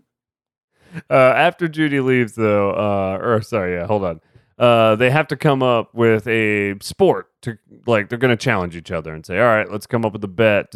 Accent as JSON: {"language": "English", "region": "Texas", "country": "United States", "said": "As a Texan guy"}